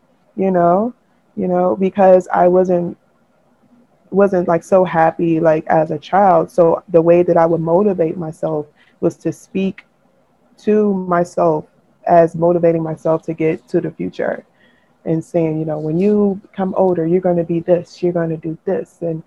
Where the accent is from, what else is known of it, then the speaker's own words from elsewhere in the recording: United States; in being American, you know, we're socially Christian